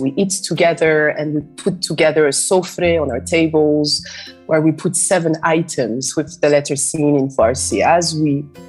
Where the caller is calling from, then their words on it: Freetown, Western Area, Sierra Leone; And I'm joining you from Freetown in Sierra Leone, West Africa.